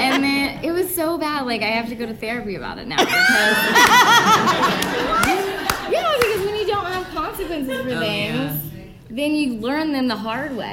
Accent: Indianapolis, Indiana, United States; I'm from Indianapolis.

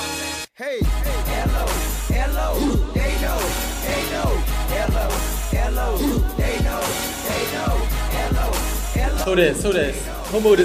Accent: Indianapolis, Indiana, United States; I am from Indianapolis, Indiana, Nap Town. I'm a nap rat.

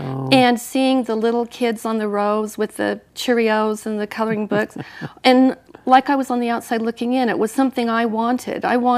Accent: Bountiful, Utah, United States; also born or lived in Salt Lake City, Utah; I was born into the Mormon Church. Yeah. I was born in Salt Lake City and raised in Bountiful.

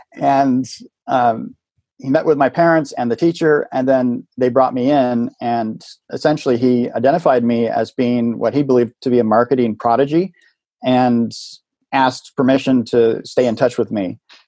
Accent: Silicon Valley, California, United States; Yeah, growing up in Silicon Valley, in the, you know, being a child of the late 60s there

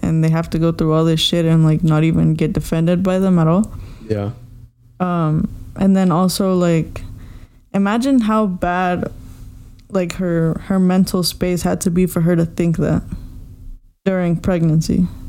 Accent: United States; also born or lived in Mexico (ancestry); Like I'm American, but I'm also Mexican. But when I go to Mexico, I'm not Mexican.

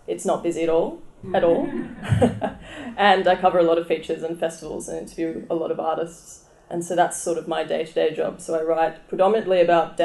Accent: Byron Bay, New South Wales, Australia; I grew up in Byron Bay, and I grew up going to Blues Fest every single

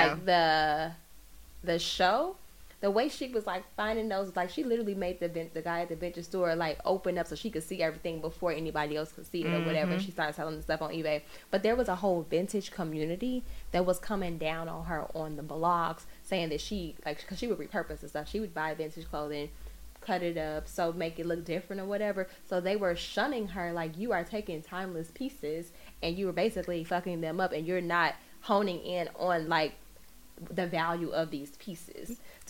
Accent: Chicago, Illinois, United States; because I'm originally from Chicago.

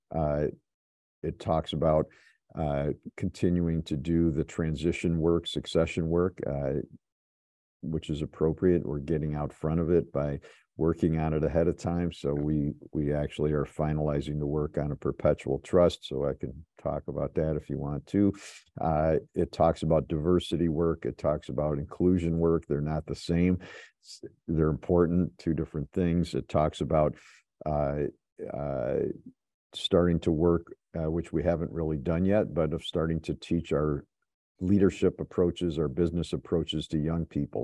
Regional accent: Chicago, Illinois, United States; moved away as an adult; also born or lived in Ann Arbor, Michigan; I'm from Chicago. I, I came to Ann Arbor to go to school at University of Michigan

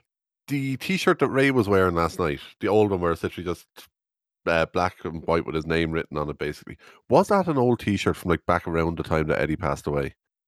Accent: Ireland

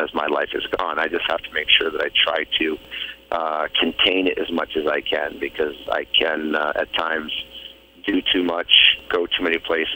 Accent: Boston, Massachusetts, United States; growing up in Boston

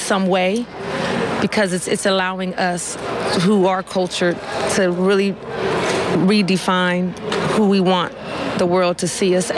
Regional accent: Oakland, California, United States; I was not born in Oakland, but I've been raised in Oakland. Raised in Oakland since 88.

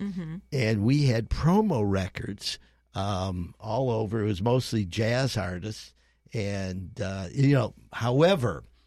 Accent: Cleveland, Ohio, United States; moved away; also born or lived in Gainesville, Florida; I grew up rooting for, you know, the Cleveland Indians and the Cleveland Browns

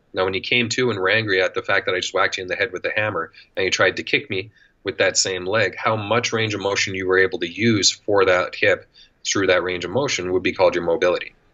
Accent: Canada; accent: Canadian; also born or lived in Edmonton, Alberta; if you can't tell by the accent, I'm Canadian. I live in Edmonton, Alberta

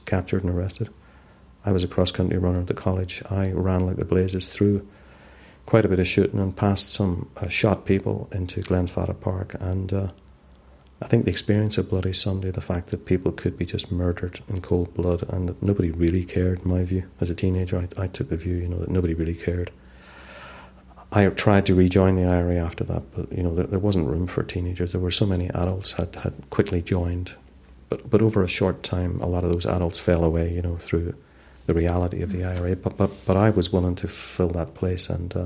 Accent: Derry, Northern Ireland, United Kingdom; growing up in Derry

